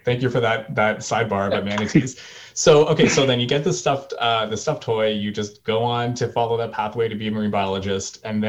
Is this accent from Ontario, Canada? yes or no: yes; Toronto, Ontario, Canada; right now I'm in Toronto. I was born and raised here. So I'm from the Great Lakes area.